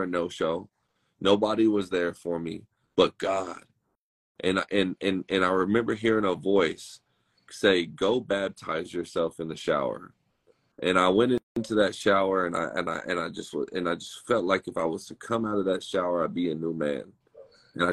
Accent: Dallas, Texas, United States; I grew up in Dallas, Fort Worth, Texas

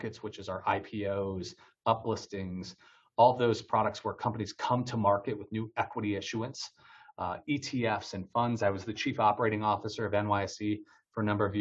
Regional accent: Detroit, Michigan, United States; moved away as an adult; also born or lived in Washington, D.C. / New York; I'm from Detroit, Michigan, originally born and raised there

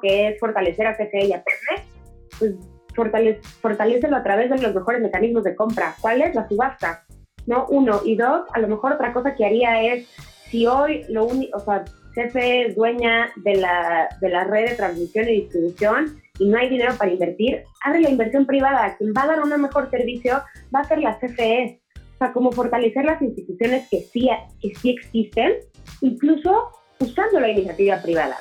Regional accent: Mexico; como mexicanos vivimos en, en un autoritarismo puro

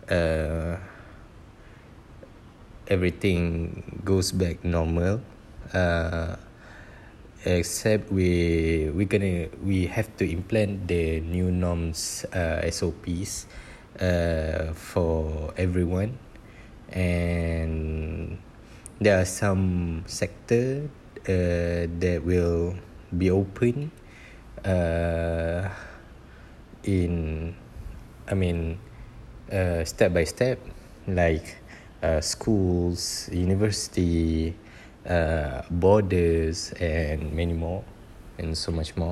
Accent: Malaysia; we as a Malaysian

